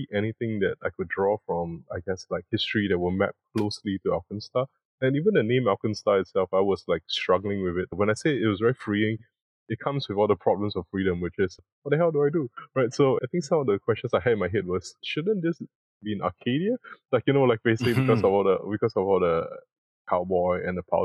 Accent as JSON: {"language": "English", "country": "Singapore", "said": "my country, I come from Singapore"}